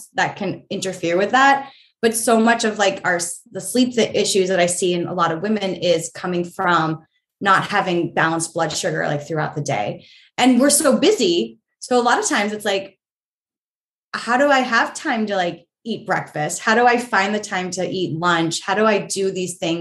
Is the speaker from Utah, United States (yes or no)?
no; New Hampshire, United States; moved away as an adult; also born or lived in New York City / London; now in Los Angeles, United States; I grew up in New Hampshire. It's gray so much there